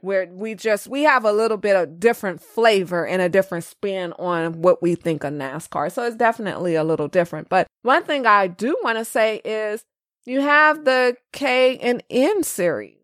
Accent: California, United States; I'm from California, the land of sushi and Mexican food

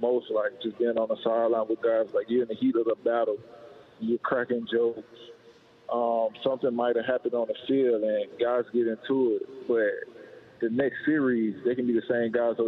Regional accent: Alabama, United States; now in Seattle, United States; I'm from Alabama

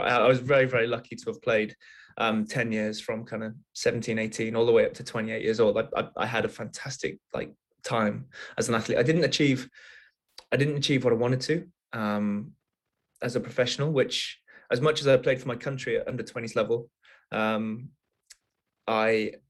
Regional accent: Wales, United Kingdom; I grew up in Wales. I'm Welsh, and rugby is kind of the main sport in Wales.

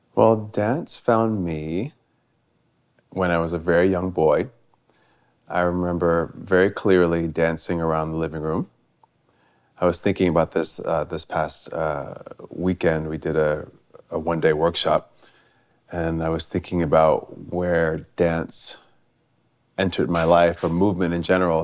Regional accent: Stamford, Connecticut, United States; moved away as an adult; also born or lived in New York City; where I grew up in Stamford, Connecticut

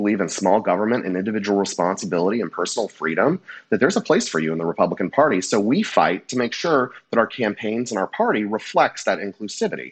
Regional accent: California, United States; also born or lived in Louisiana; I've only ever lived in California, but my family is from Louisiana, and I spent a lot of time growing up in the South

